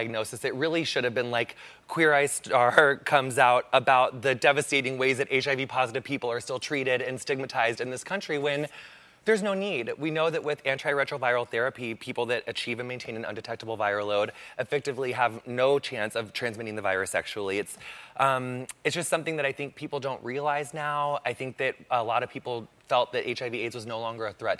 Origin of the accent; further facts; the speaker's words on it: Quincy, Illinois, United States; Quincy, Illinois